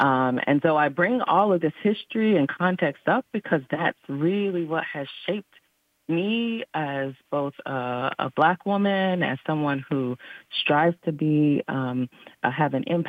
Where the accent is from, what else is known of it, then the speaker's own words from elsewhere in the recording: Eastern North Carolina, United States; I am a daughter and a product of the South. I grew up in Eastern North Carolina, and I am very much connected to the legacy of powerful Black women in particular